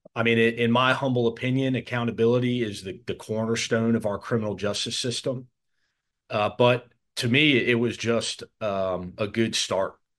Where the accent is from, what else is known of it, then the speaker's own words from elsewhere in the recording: United States; I'm an American